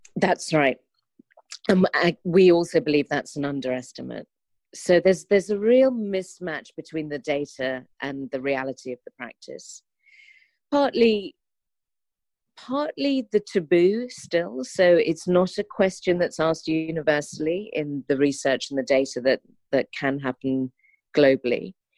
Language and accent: English; London, United Kingdom; as a Londoner